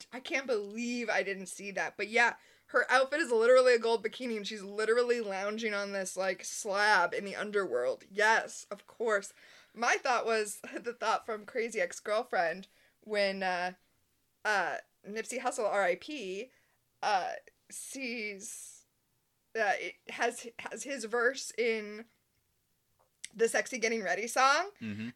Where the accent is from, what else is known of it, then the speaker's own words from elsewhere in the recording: United States; as an American